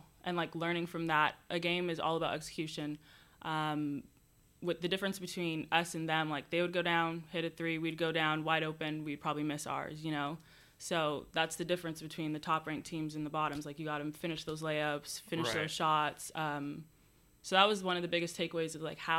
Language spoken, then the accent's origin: English; Toronto, Ontario, Canada; moved away as an adult; now in Long Beach, United States; I am from Toronto